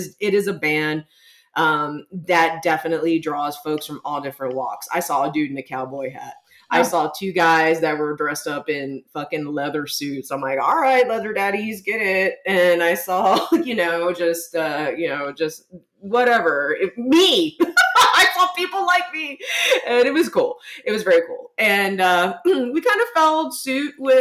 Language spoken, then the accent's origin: English; San Antonio, Texas, United States; here in my hometown of San Antonio